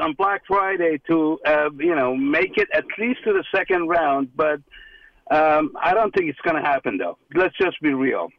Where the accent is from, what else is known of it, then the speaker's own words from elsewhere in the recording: Iran; now in United States; I came from Iran many years ago. I'm an American now, and I'm rooting for America.